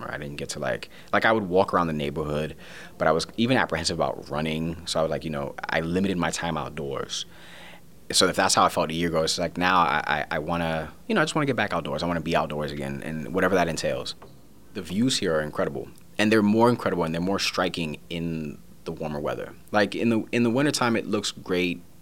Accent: New York City, New York, United States; now in Pittsburgh, United States; Originally from Brooklyn, New York, uh, I'm also of Puerto Rican descent.

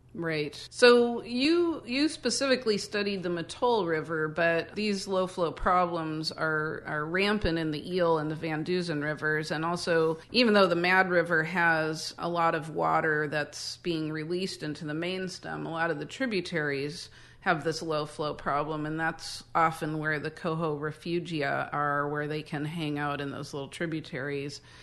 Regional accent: Midwest, United States; now in Northern California, United States; we are both from the Midwest where, you know, people growing up in the sixties and seventies

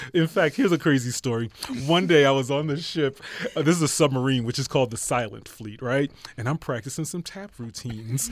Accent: Philadelphia, Pennsylvania, United States; moved away as an adult; also born or lived in New York / Pearl Harbor; I'm originally from Philadelphia

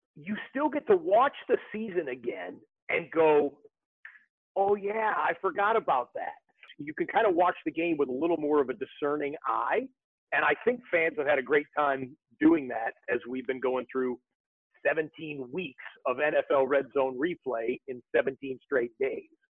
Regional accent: Rochester, Michigan, United States; I'm from Rochester, Michigan

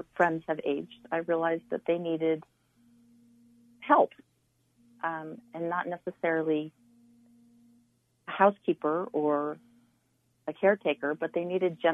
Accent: Carbondale, Colorado, United States; I'm a Carbondale native. I was born and raised here

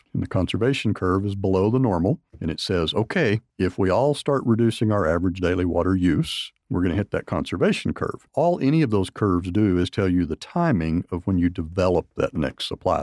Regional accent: Pampa, Texas, United States; now in Lubbock, United States; I am from West Texas, born in Pampa, Texas

